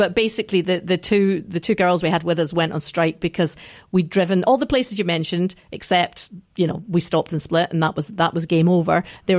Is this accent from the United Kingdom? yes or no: yes; Scotland, United Kingdom; because I grew up at the sea in Scotland.